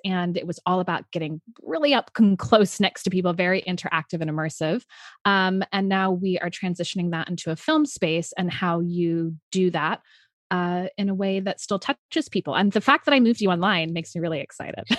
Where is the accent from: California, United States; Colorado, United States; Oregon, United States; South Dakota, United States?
California, United States; San Francisco; moved away; I'm originally from San Francisco, so obviously in an embracing sexuality place. Yeah. Um, and I was really lucky to be raised in a very bohemian, artistic household